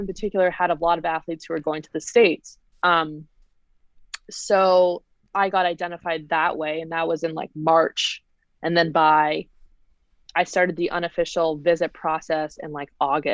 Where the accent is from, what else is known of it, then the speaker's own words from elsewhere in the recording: Canada; as a Canadian